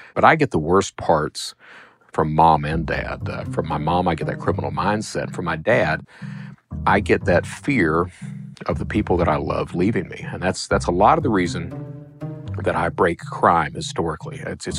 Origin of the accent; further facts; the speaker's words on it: Hazard, Kentucky, United States; but I'm from Eastern Kentucky. Hazard is coal country.